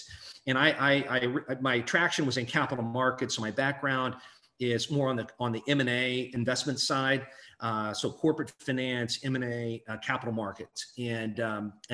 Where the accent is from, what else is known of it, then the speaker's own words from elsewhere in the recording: Hannibal, Missouri, United States; I'm a kid from Hannibal, Missouri